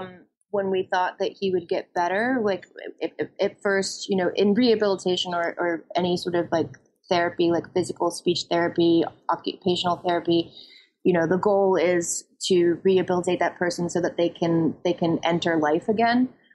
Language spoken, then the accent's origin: English; Florida, United States; growing up in Florida is this very strange experience that is like nowhere else.